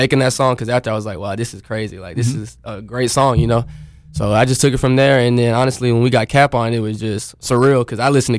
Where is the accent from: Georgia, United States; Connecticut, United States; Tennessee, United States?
Tennessee, United States; Chattanooga; I was born and raised in Chattanooga, Tennessee.